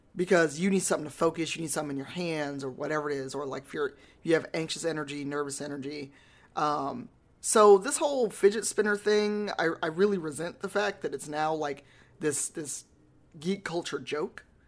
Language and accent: English; Chicago, Illinois, United States; I'm from Chicago